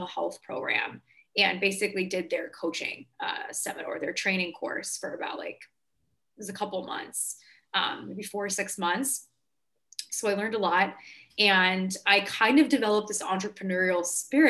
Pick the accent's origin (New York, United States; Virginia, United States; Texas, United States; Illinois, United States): New York, United States; I'm from New York.